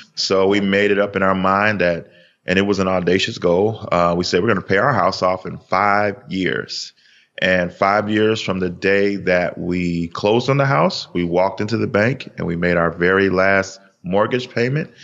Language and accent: English; Chicago, Illinois, United States; We are from Chicago.